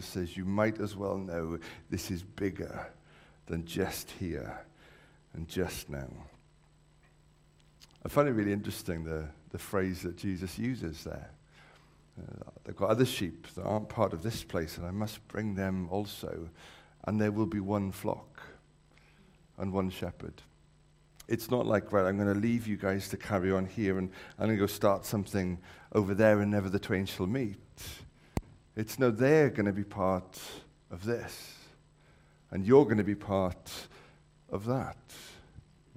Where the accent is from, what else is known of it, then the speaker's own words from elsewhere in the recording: Wales, United Kingdom; I've grown up around sheep, being a Welshman